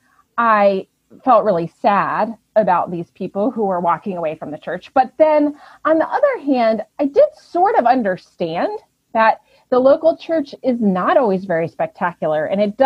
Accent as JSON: {"language": "English", "region": "Connecticut", "country": "United States", "tie": "born or raised there", "moved": "yes", "lives_now": "Massachusetts, United States", "said": "I grew up in Connecticut. My dad was a pastor in Connecticut for 38 years at the same church."}